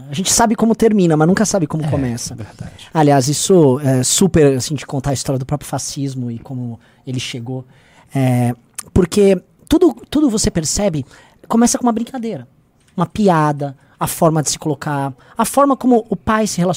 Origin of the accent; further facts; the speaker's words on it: Brazil; como é que a gente permitiu que talvez as nossas violências enquanto brasileiros fossem se tornar política de Estado?